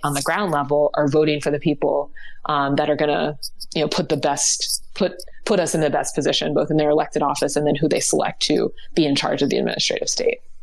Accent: Ohio, United States; I'm from Ohio

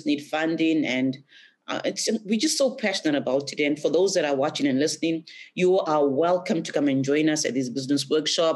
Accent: Zimbabwe; moved away as an adult; now in Australia; the time that I was going back to Zimbabwe every semester

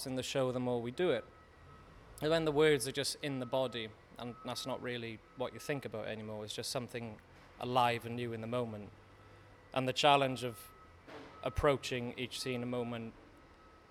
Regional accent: Pontypridd, Wales, United Kingdom; I'm from South Wales in Pontypridd, the gateway to the valleys

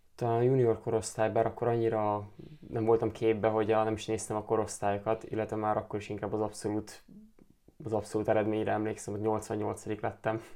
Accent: Kaposvár, Somogy, Hungary; Kaposvári vagyok

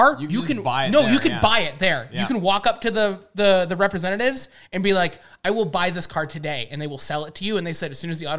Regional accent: United States; I'm an American

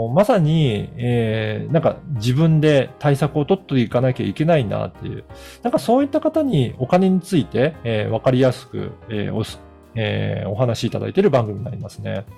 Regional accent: Okayama, Japan; moved away; 私実家が岡山

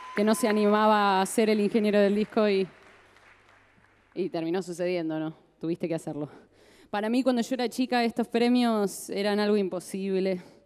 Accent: Santa Fe, Argentina; Yo soy de Santa Fe

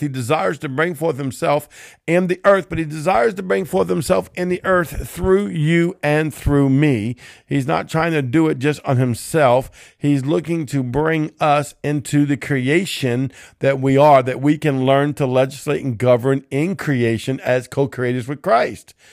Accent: Cajun, Louisiana, United States; I'm Cajun

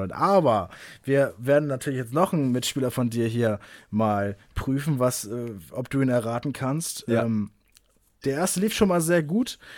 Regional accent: Kiel, Schleswig-Holstein, Germany; Die danach wäre, meine Heimatstadt ist Kiel.

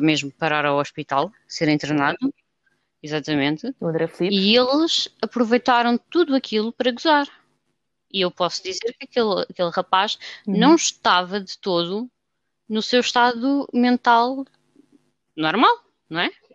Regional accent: Lisbon, Portugal; nós lisboetas

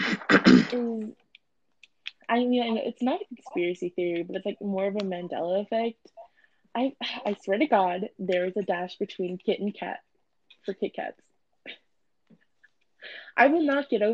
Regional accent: Redlands, California, United States; In my hometown, I'm at Albertsons, Redlands, down across from my street from my old high school.

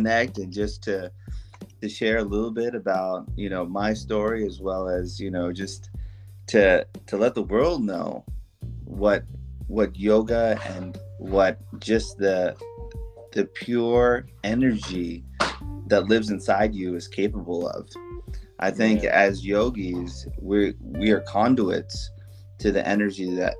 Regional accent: Houston, Texas, United States; moved away as an adult; also born or lived in Kentucky; I'm originally a Texan. I was born here

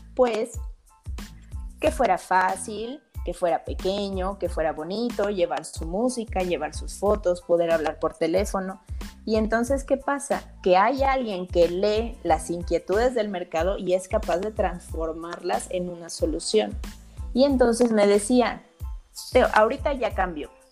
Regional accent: Mexico; en mi país

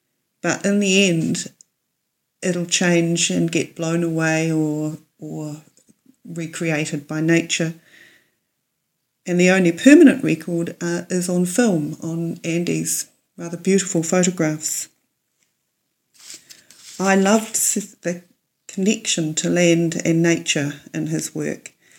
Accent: Wellington, New Zealand; from Karori in Wellington.

